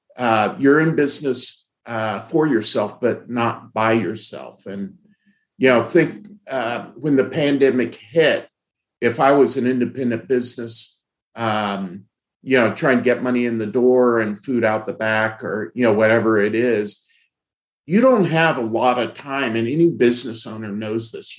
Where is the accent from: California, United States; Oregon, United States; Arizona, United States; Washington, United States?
California, United States; Fresno; in my youth uh, in uh, in Fresno, California. I grew up in Fresno